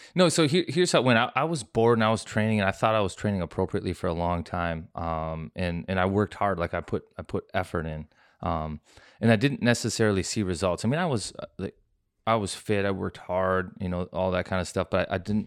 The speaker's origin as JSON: {"language": "English", "region": "Minnesota", "country": "United States", "tie": "born or raised there", "said": "just Minnesota, grew up"}